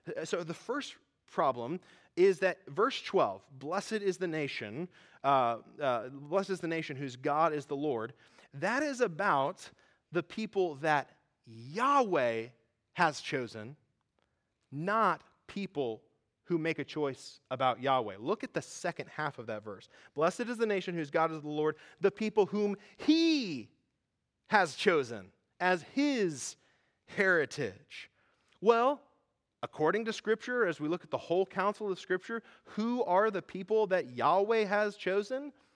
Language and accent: English; United States; I grew up in American evangelical churches